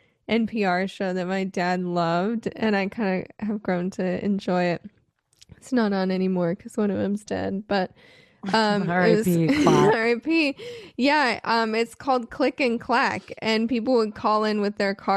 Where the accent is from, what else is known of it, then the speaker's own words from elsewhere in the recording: Phoenix, Arizona, United States; moved away; I grew up in Arizona in Phoenix where it gets so hot